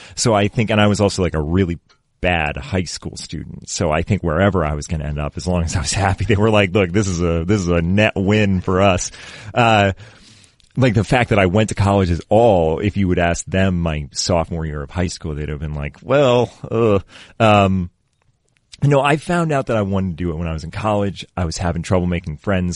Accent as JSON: {"language": "English", "town": "Readfield", "region": "Maine", "country": "United States", "tie": "born or raised there", "moved": "as an adult", "lives_now": "Los Angeles, United States", "said": "I grew up in Reedfield."}